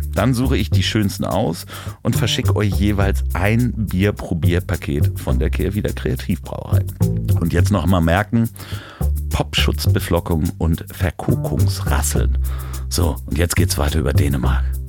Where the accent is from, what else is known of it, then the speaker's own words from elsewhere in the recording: Germany; also born or lived in Hamburg; als äh, Deutscher aufgewachsen in der Schule